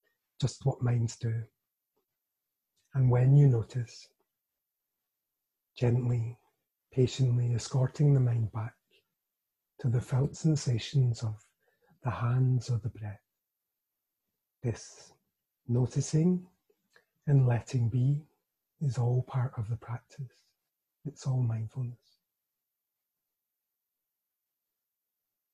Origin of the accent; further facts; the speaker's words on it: Scotland, United Kingdom; as a Scotsman